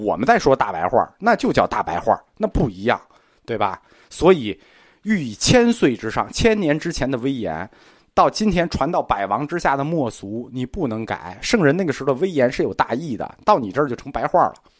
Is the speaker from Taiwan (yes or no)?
no; China; 我们中国人对语言美有要求